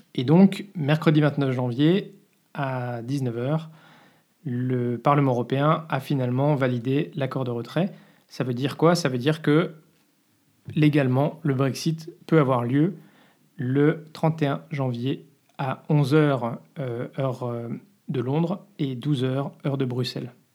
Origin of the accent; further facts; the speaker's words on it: France; moved away as an adult; now in Belgium; je suis français